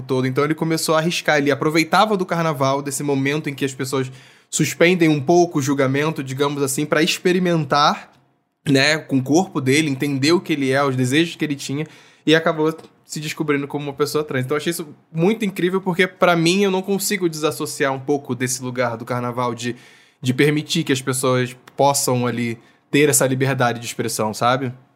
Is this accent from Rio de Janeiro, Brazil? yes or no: yes; Niterói, Rio de Janeiro, Brazil; era em Niterói, que é a cidade, cidade de onde eu sou